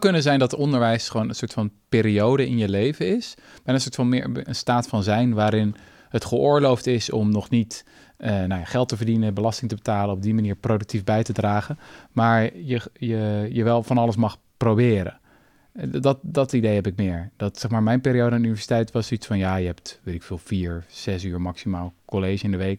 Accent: Zoetermeer, South Holland, Netherlands; op het gymnasium in Zoetermeer, schitterende plek waar ik ben opgegroeid

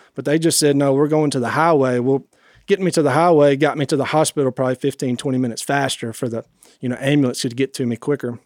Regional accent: Rayville, Louisiana, United States; I was raised right here in Northeast Louisiana.

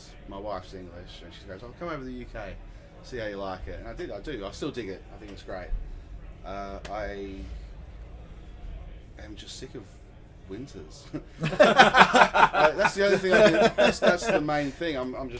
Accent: Australia; now in United Kingdom

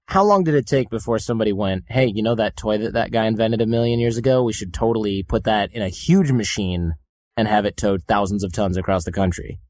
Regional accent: Detroit, Michigan, United States; I'm from Detroit

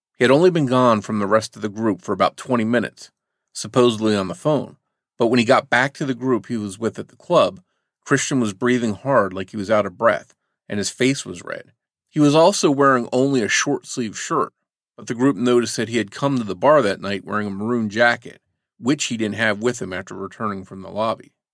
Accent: New Jersey, United States; The area I grew up in New Jersey was close to a military base

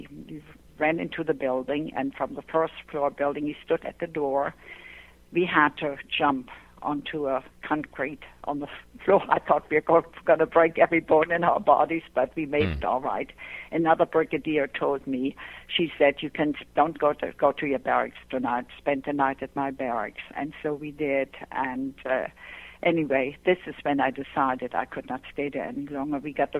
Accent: Pomerania, Germany; now in United States; I grew up in Germany in a small Pomeranian village. And like I said, after World War II, you know, I came to this country, and then I eventually wrote the book.

